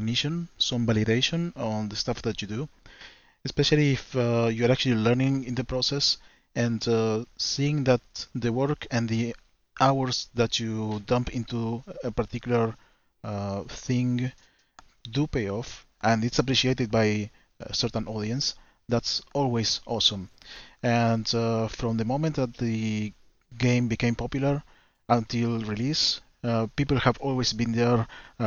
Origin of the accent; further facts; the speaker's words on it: Argentina; I'm from Argentina